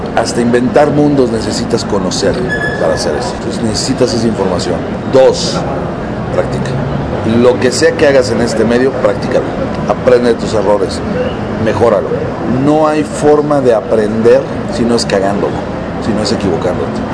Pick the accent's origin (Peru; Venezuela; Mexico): Mexico; no nada más lo logré en mi país